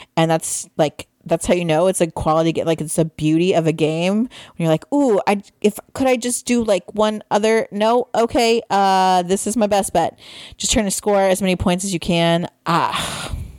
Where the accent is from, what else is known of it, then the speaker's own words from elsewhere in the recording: Midwest, United States; we're from the Midwest.